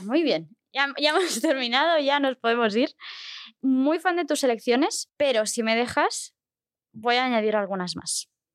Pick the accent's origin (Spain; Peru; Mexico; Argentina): Spain; Barcelona, Catalonia; yo soy de Barcelona y, claro, yo he visto y he pasado por la calle Aribau mm, durante toda mi vida